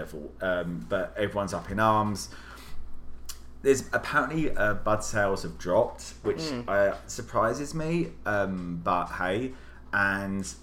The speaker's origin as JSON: {"language": "English", "region": "Wales", "country": "United Kingdom", "moved": "yes", "lives_now": "United States"}